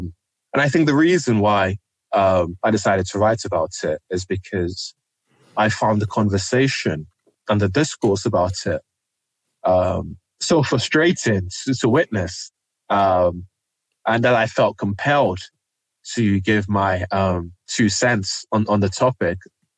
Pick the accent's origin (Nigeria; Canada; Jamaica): Nigeria; So when I was growing up in Nigeria, race was not at the front of my mind